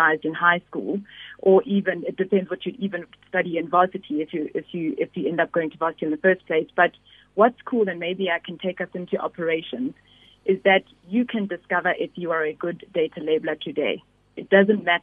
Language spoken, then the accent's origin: English; KwaZulu-Natal, South Africa; I grew up in KwaZulu-Natal